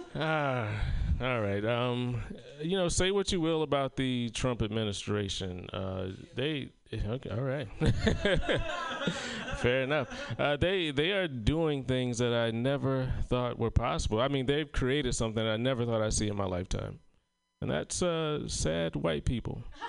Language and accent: English; South Carolina, United States; moved away; my hometown of South Carolina